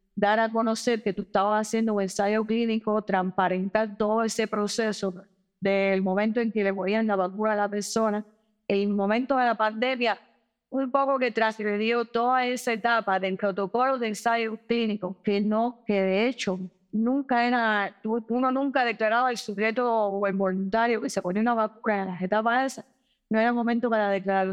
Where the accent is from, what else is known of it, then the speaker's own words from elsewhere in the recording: Cuba; nuestro país en términos de control de la pandemia